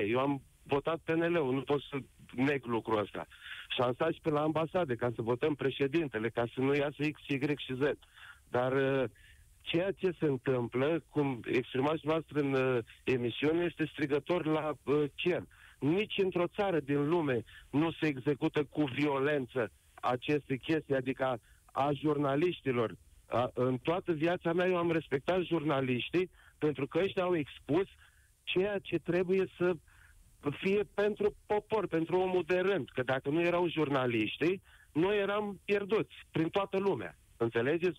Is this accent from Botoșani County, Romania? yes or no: no; Fălticeni, Suceava County, Romania; moved away as an adult; eu m-am întors în țară după 24 de ani și uh, sunt din Falticeni, județul Suceava